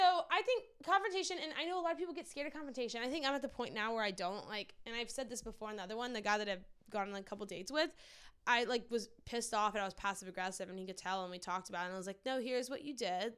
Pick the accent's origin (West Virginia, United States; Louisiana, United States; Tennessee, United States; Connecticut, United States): Louisiana, United States; New Orleans; growing up in New Orleans